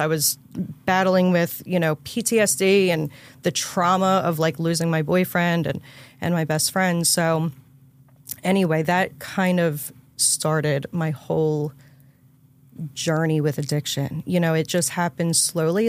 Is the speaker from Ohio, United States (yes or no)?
no; Levittown, Pennsylvania, United States; also born or lived in New Jersey; I'm from Levittown, Pennsylvania, which is just sh, right outside of Philly.